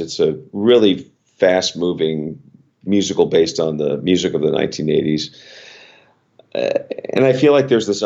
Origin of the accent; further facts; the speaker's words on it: Los Angeles, California, United States; moved away as an adult; now in Stamford, United States; I was born and raised in Los Angeles